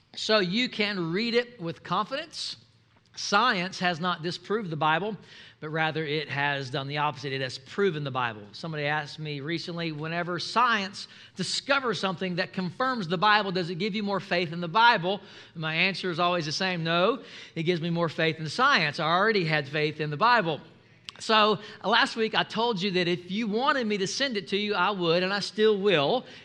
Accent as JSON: {"language": "English", "town": "Mobile", "region": "Alabama", "country": "United States", "said": "I'm from uh, I'm from Mobile, Alabama"}